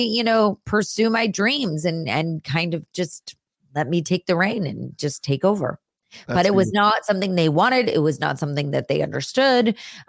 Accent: California, United States; also born or lived in Los Angeles; I grew up up north in the Bay Area. Okay. I was born at Stanford University, so up there.

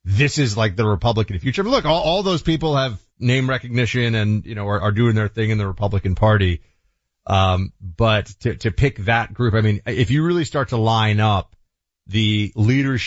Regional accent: New York City, New York, United States; I was from New York City

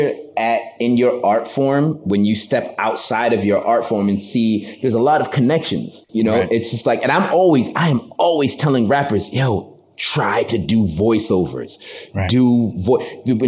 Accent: Taunton, Massachusetts, United States; moved away; also born or lived in Boston, Massachusetts / New York; I'm from Massachusetts, from a small town called Taunton

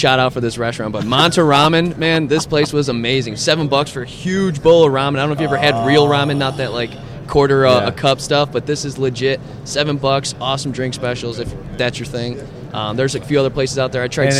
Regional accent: Chicago, Illinois, United States; I'm from Chicago

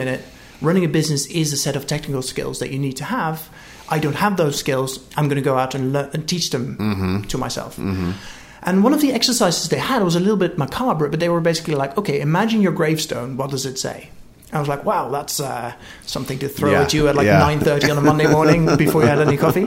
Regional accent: United Kingdom; moved away as an adult; now in California, United States; I'm British

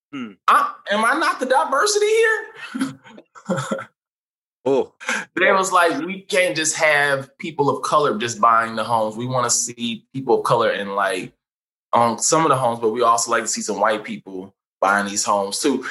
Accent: St. Louis, Missouri, United States; now in Los Angeles, United States; I went to Hazelwood Central

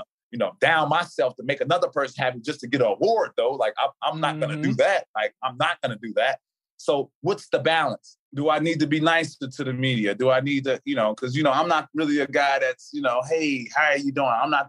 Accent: Chicago, Illinois, United States; T.A., you from Chicago. I'm from Chicago.

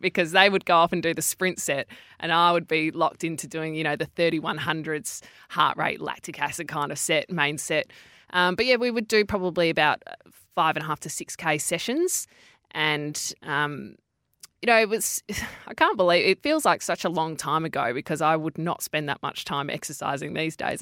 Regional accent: Perth, Western Australia, Australia; I grew up in Perth, and I grew up in a very sporty family.

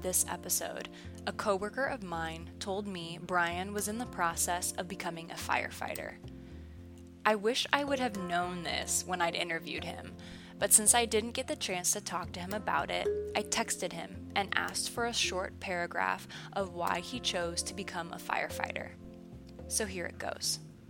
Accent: Noblesville, Indiana, United States; I have been given the opportunity to start training with the fire department in my hometown of Noblesville

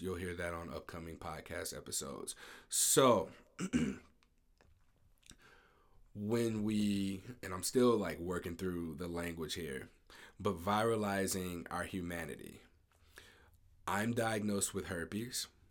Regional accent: Ferguson, Missouri, United States; I'm from Ferguson, uh, I grew up in Ferguson, Missouri

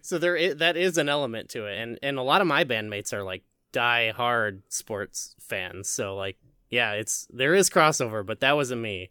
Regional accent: Illinois, United States; I'm also from Illinois

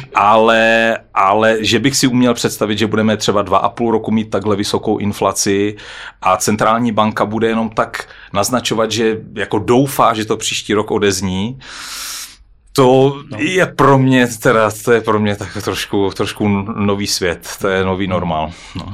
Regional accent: Czechia; jsme my Češi

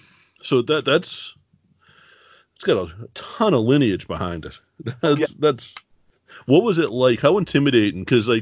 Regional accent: Boston, Massachusetts, United States; I grew up in Boston. Like, I'm in Boston still.

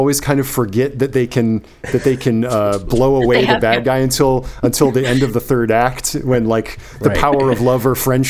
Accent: East Coast, United States; I grew up on the East Coast

